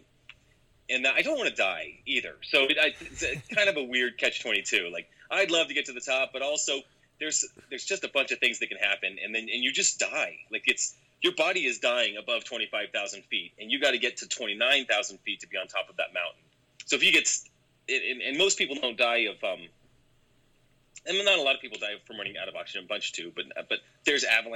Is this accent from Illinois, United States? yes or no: no; Colorado, United States; I grew up in Colorado. I'm a native of Colorado, so I've always been here.